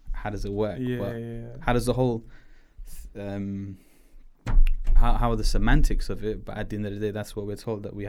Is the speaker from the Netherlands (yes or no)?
no; Pakistan; we don't follow like a religion. We follow it more like, oh yeah, I'm Pakistani, yeah, I'm Muslim.